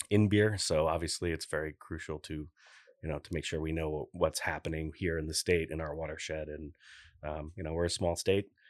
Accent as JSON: {"language": "English", "town": "Newport", "region": "Rhode Island", "country": "United States", "tie": "born or raised there", "also_born_or_lived": "Portsmouth, Rhode Island", "said": "I'm born and raised there. My wife's from Middletown. We live in Portsmouth. I was born in Newport"}